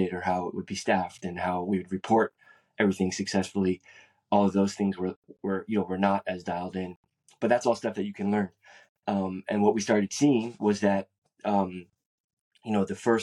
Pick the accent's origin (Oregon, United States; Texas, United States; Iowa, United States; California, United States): California, United States; San Francisco; I grew up in San Francisco, California